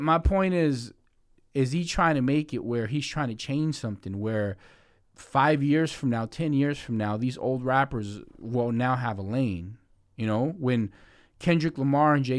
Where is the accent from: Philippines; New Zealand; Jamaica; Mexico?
Mexico; I'm Mexican, I was born in Mexico